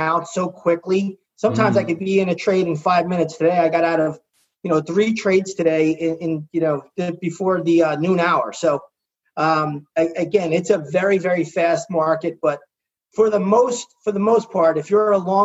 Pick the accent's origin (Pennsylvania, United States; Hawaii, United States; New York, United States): New York, United States; I'm from New York